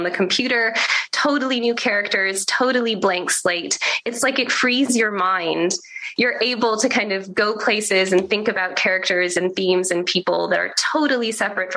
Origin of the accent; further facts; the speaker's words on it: San Francisco, California, United States; now in Redmond, United States; I grew up in San Francisco